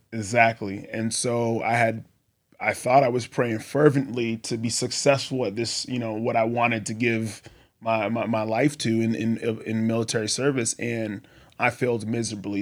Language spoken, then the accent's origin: English; Boston, Massachusetts, United States; moved away as an adult; also born or lived in Texas / Colorado; I grew up in Boston, Massachusetts